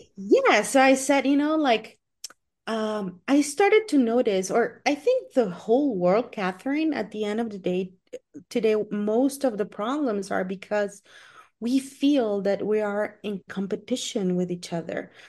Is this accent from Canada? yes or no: no; Guatemala; I am from Guatemala